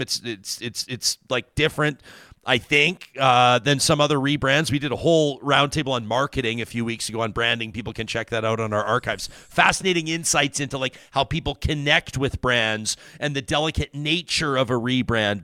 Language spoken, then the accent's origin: English; Calgary, Alberta, Canada; I grew up in Calgary